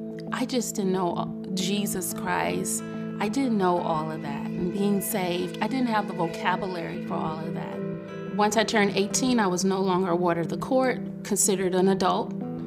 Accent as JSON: {"language": "English", "town": "Detroit", "region": "Michigan", "country": "United States", "tie": "born or raised there", "said": "I was born in Detroit, Michigan. I was a ward of the court. I was raised by my great aunt and my great uncle."}